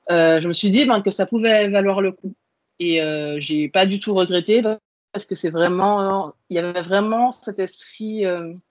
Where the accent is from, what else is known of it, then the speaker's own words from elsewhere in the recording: Antilles, France; moved away as an adult; moi, je viens des Antilles. Et euh, quand je suis arrivée en France hexagonale pour faire mes études, ben, j'étais toute seule à 8000 km de mes parents